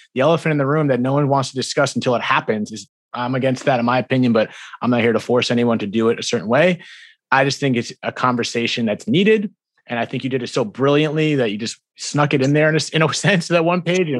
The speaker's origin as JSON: {"language": "English", "region": "New Jersey", "country": "United States", "said": "I'm from, I'm from Jersey and East Coast"}